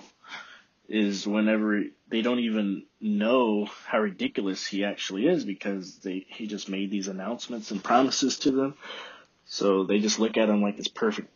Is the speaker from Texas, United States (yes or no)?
yes; Texas, United States; moved away; I'm from Texas